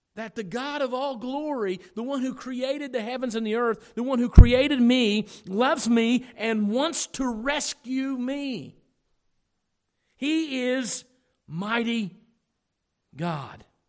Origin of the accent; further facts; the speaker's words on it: United States; We are so American